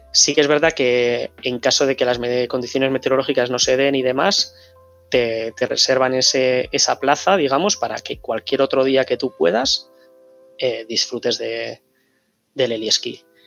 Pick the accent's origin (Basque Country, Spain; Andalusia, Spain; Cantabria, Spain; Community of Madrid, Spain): Basque Country, Spain; Bilbao; soy de Bilbao